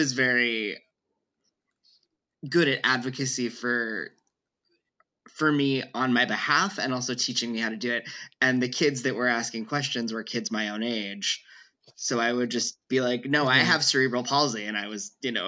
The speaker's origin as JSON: {"language": "English", "region": "North Central Pennsylvania", "country": "United States", "tie": "born or raised there", "also_born_or_lived": "Brooklyn, New York", "said": "I'm from Brooklyn, New York, and I grew up in North Central Pennsylvania"}